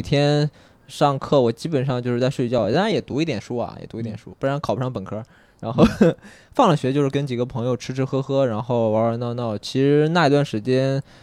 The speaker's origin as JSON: {"language": "Chinese", "town": "Anyang", "region": "Henan", "country": "China", "tie": "born or raised there", "moved": "yes", "said": "我家里河南省安阳市内黄县， 我之所以把那儿称作我的家乡， 一是因为有我的家庭在那边"}